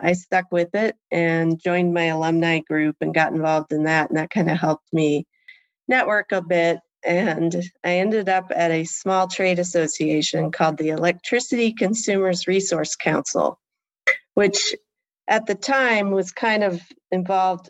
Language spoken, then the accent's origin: English; Port Clinton, Ohio, United States; moved away as an adult; also born or lived in Kalamazoo, Michigan / New York / Germany; now in Washington, D.C., United States; that's where I really grew up, in Port Clinton, Ohio, which is a small town on Lake Erie.